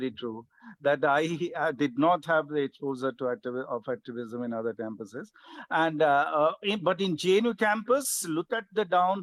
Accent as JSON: {"language": "English", "area": "Orissa", "region": "Odisha", "country": "India", "tie": "born or raised there", "moved": "yes", "said": "my hometown in Orissa"}